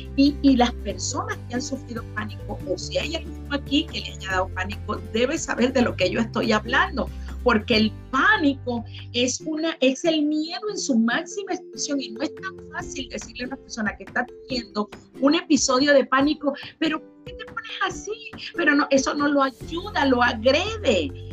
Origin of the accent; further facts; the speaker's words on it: Venezuela; moved away as an adult; now in Florida, United States; Soy venezolana y salí de mi país